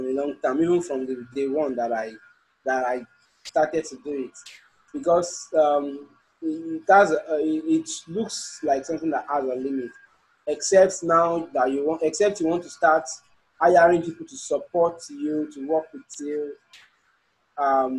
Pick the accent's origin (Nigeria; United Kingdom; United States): Nigeria; as a Nigerian